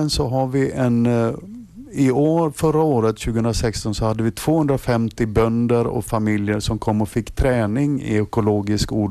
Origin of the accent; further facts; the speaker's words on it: Sweden; om, om jag som svensk lärare kan förstå de här teknikerna